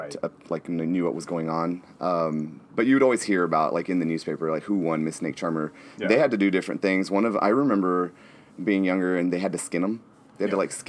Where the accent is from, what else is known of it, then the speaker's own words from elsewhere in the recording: Sweetwater, Texas, United States; moved away; Sweetwater was great. I born and raised.